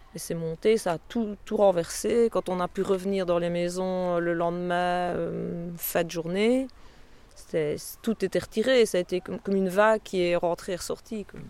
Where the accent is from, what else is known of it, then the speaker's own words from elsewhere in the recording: Fraipont, Wallonia, Belgium; also born or lived in Tilff; je suis né à Tilf, mais j'habite Frépont depuis que j'ai l'âge de 6 ans.